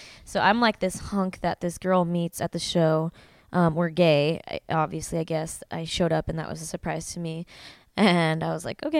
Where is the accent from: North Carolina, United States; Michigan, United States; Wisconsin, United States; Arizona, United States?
Arizona, United States; moved away as an adult; also born or lived in Tempe, Arizona; now in Long Beach, United States; Well, I was born and raised in Arizona. I just moved to Long Beach less than a month ago